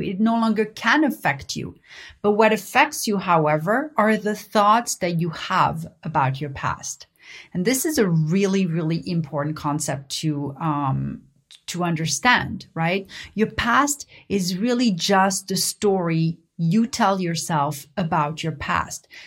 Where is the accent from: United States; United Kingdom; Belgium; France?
France; Paris, Île-de-France; I learned growing up in Paris